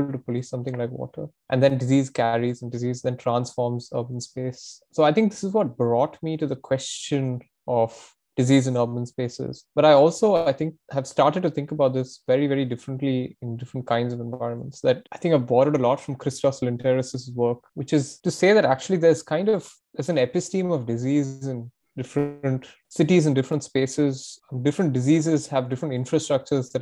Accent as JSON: {"language": "English", "region": "Tamil Nadu", "country": "India", "said": "I'm from Tamil Nadu"}